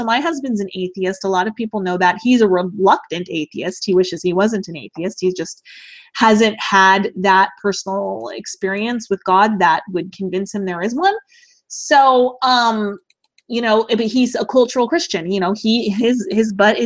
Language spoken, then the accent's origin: English; United States; I absolutely love being an American